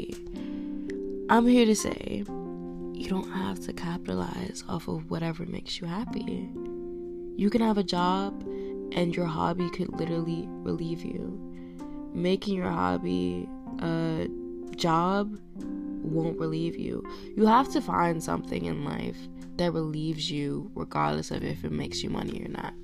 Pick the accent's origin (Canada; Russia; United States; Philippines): United States; I am an American